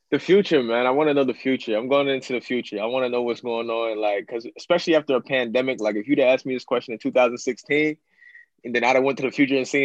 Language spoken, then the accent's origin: English; Apollo, Pennsylvania, United States; So I grew up kind of just moving around, but it's allowed me to adapt. So I say my hometown's Apollo, PA. Um, where my mom was born and raised.